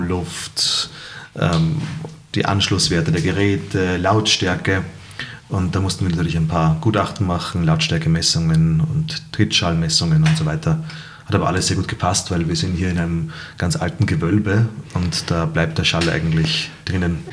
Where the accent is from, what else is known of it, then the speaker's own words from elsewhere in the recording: Salzburg, Austria; als äh, Salzburger